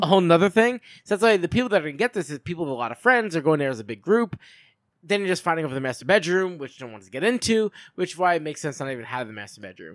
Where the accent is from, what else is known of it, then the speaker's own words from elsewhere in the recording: Long Island, New York, United States; I'm from Long Island